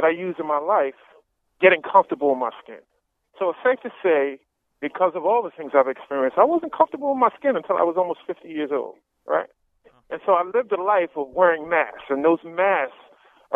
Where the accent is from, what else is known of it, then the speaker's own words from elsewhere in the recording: New York City, New York, United States; I grew up in Washington Heights, which is just above Harlem